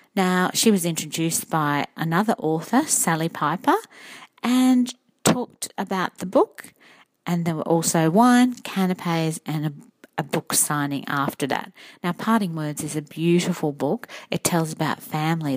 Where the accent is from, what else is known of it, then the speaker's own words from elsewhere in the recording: Redcliffe, Queensland, Australia; I come from Redcliffe